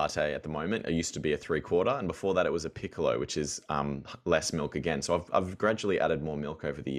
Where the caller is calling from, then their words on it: Melbourne, Victoria, Australia; I'm in Wurundjeri country in Melbourne's north.